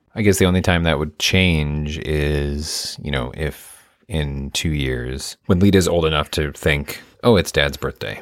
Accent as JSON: {"language": "English", "region": "Midwest", "country": "United States", "said": "I'm from the Midwest."}